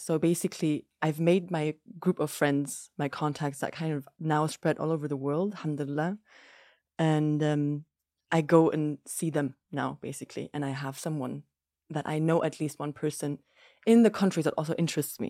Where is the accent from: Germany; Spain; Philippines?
Germany; moved away as an adult; also born or lived in Lebanon; now in Jordan; I'm half German, half Greek, but I grew up in Germany, very much so in a Greek household with my mum